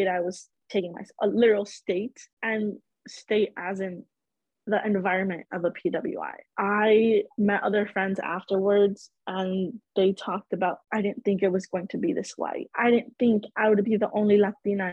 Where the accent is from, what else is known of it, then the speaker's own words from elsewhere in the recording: Chicago, Illinois, United States; also born or lived in Cedar Rapids, Iowa; I am born and raised in Chicago.